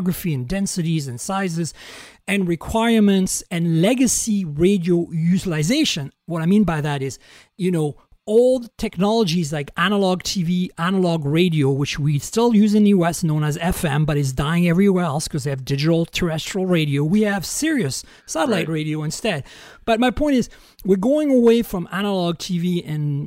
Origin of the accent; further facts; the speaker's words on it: Canada; I'm also a Canadian, so I could say Canada.